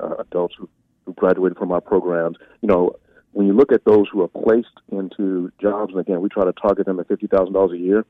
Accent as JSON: {"language": "English", "town": "Memphis", "region": "Tennessee", "country": "United States", "said": "my father's from Nigeria, but I'm from South Memphis"}